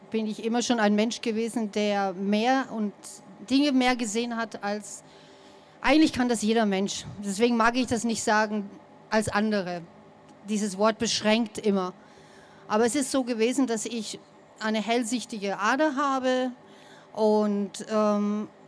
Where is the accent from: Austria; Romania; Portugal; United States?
United States; sonst werde ich angegriffen, weil ich komme aus den Staaten.